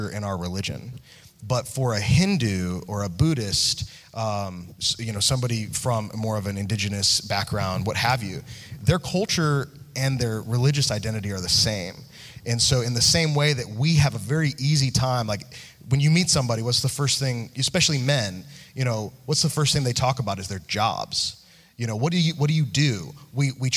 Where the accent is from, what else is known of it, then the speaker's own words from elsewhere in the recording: right outside Chicago, Illinois, United States; moved away; I grew up right outside Chicago